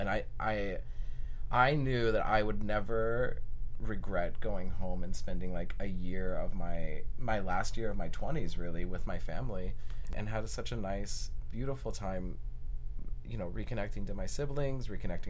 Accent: Portland, United States; moved away as an adult; also born or lived in New York / Berlin; I love Portland. Portland is my hometown. It's where I grew up.

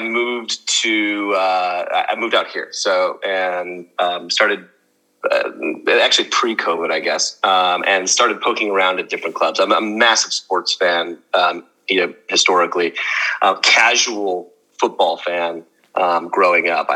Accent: outside of Chicago, Illinois, United States; also born or lived in New York, United States; now in London, United Kingdom; I'm American. I grew up outside of Chicago. Spent the last 15 years in New York, but I now live in London, in Notting Hill, actually.

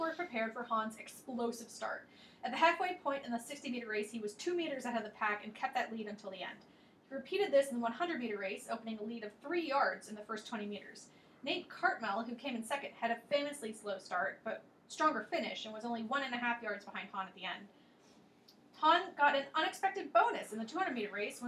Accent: Ireland; we're all Irish

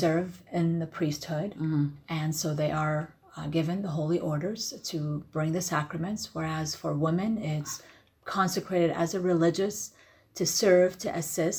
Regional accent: California, United States; also born or lived in Iraq; Originally, I'm from Iraq, born and raised in Iraq. But when I came to America, I was around 9 years old and lived in California.

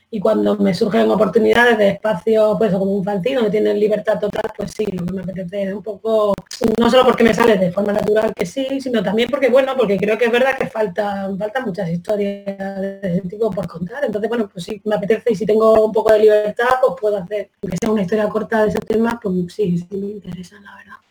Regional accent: Granada, Andalusia, Spain; also born or lived in Bilbao; soy de Granada, vamos, y de donde tú quieras, soy, ¿no?

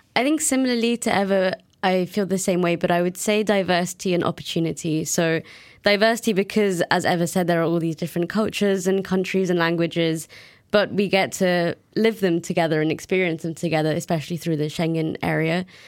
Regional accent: United Kingdom; also born or lived in Brussels; now in Nantes, France; my home country has left the EU

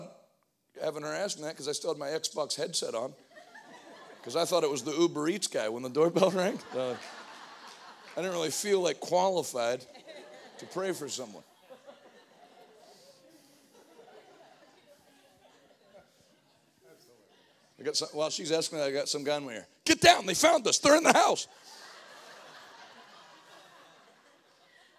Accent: Northeast, United States; moved away; also born or lived in Pittsburgh; I'm from the Northeast

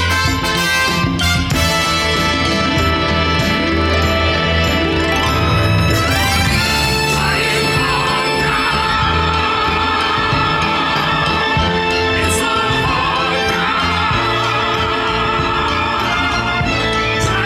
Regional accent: the South, United States; accent: Southern; my Southern accent

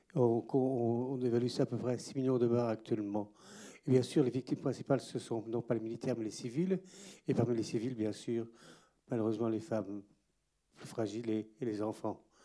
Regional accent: Goma, North Kivu, DR Congo; moved away; je suis né aussi à Goma, comme Denis, un petit peu avant lui

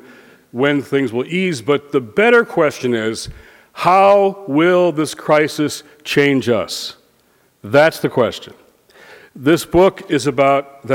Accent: Detroit, Michigan, United States; now in Washington, United States; Detroit, my hometown

